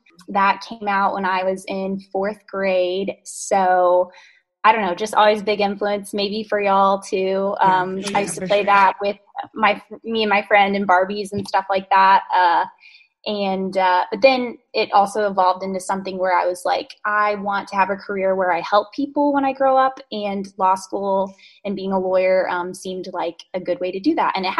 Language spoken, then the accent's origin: English; North Carolina, United States; I'm from North Carolina, was here my whole life, and then really wanted to be in DC for law school, which was awesome.